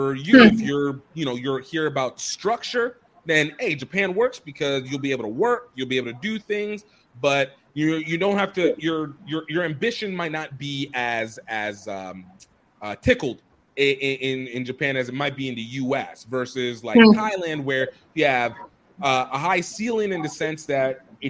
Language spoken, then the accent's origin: English; Nigeria; moved away; as a Nigerian